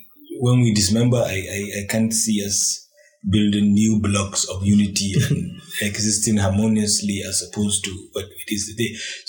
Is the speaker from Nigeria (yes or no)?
yes; Nigeria; But Nigerians really do not trust the Nigerian state. They do not believe in the country. They are not patriotic. We do not have any shared narrative